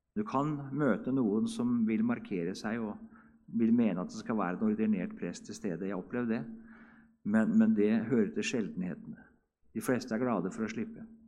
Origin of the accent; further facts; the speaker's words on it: Hedrum, Vestfold, Norway; i Hedrum, der jeg kommer ifra